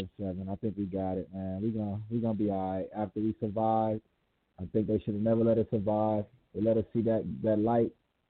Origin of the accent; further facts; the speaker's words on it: New Haven, Connecticut, United States; I'm from New Haven, Connecticut, right? New Haven, Connecticut.